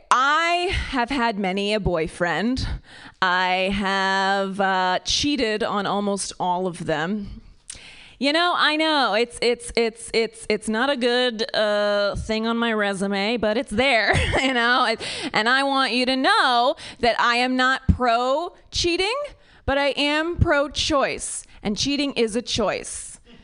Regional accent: near Cincinnati, Ohio, United States; now in California, United States; I'm from Ohio, uh, the like rural, uh, very conservative part of Ohio near Kentucky. Cincinnati is the city

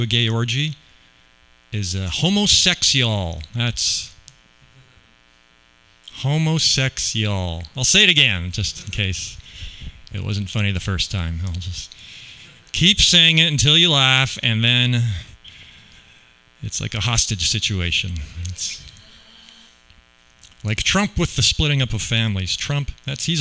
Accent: Canada; now in Las Vegas, United States; I grew up in Canada where we don't really have guns so much

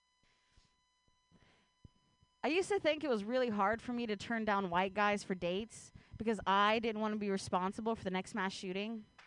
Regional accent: Ohio, United States; now in San Francisco Bay Area, United States; I grew up in Ohio

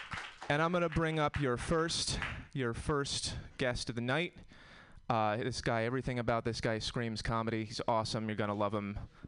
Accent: Connecticut, United States; I'm from Connecticut. We have different problems in Connecticut.

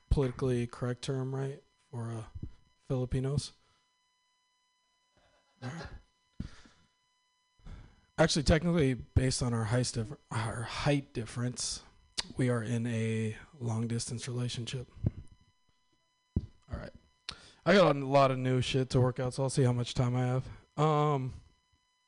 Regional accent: Northern California, United States; I'm from Northern California, and I was actually born in, like, the traditional Northern California way

